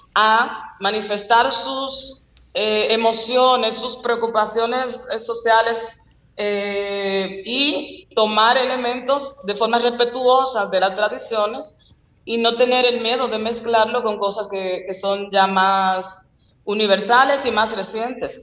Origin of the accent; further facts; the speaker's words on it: Dominican Republic; como buenos dominicanos